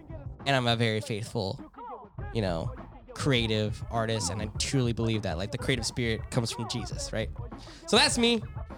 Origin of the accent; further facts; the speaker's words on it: Seattle, Washington, United States; So we're from Seattle.